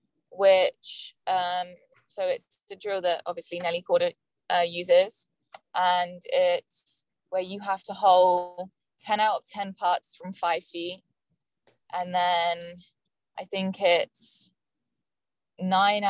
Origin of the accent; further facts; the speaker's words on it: England, United Kingdom; now in Florida, United States; I came all the way from England to study more English